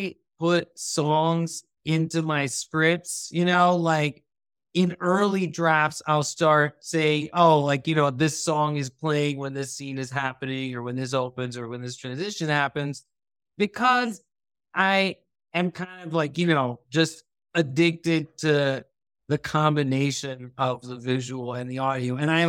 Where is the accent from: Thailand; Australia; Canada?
Thailand; born or raised there; also born or lived in United States